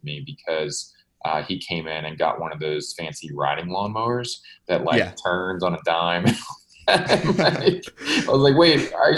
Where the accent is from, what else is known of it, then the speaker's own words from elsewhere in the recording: Baton Rouge, Louisiana, United States; I grew up in Baton Rouge, Louisiana, and I had a great upbringing